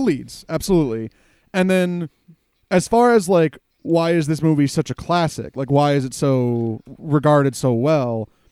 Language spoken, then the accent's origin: English; United States; as an American who consumed a lot of, like, cartoons and things as a kid